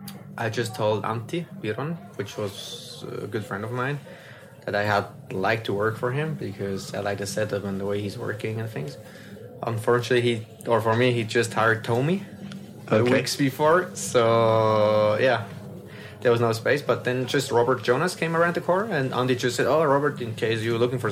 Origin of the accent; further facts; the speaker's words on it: Swiss German part of Switzerland, German-speaking Switzerland, Switzerland; first language French; English is a second language; my mother language is French, but I grew up in the German part, Swiss German part